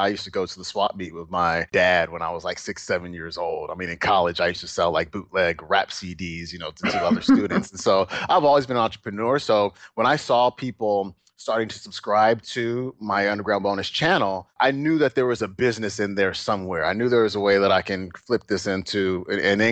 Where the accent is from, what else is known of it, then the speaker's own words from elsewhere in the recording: Alameda, California, United States; also born or lived in Oakland, California; we moved from Oakland, where we were fairly well off